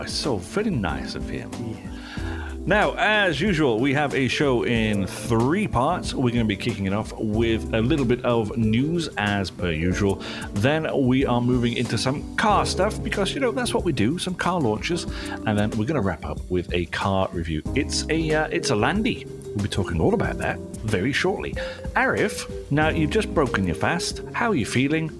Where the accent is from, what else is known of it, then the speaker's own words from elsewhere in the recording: United Kingdom; now in Malaysia; my hometown in the town centre is all cobbles